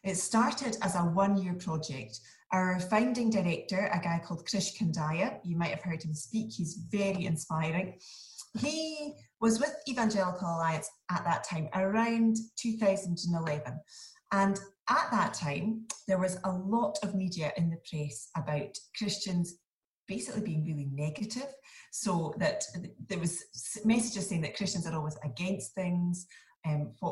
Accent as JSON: {"language": "English", "town": "Inverness", "region": "Scotland", "country": "United Kingdom", "moved": "as an adult", "lives_now": "Edinburgh, United Kingdom", "said": "So I live in Edinburgh. I'm from Inverness though, but I married an Edinburgh boy. I have been here for about 17 years now"}